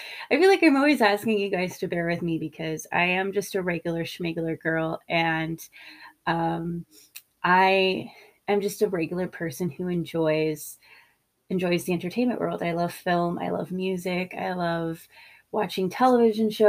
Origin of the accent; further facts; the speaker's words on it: California, United States; I grew up in California